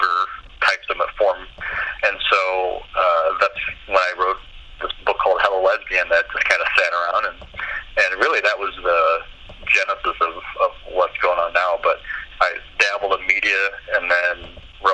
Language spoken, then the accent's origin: English; Davenport, Iowa, United States; moved away as an adult; also born or lived in Dubuque / Illinois Quad Cities; now in Portland, United States; I was born and raised in Davenport, and then moved over to the Illinois side when I got married, and then moved to Portland a couple years ago